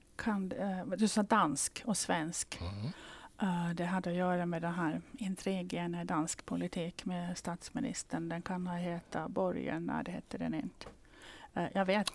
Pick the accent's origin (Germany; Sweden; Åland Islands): Åland Islands; som ålänning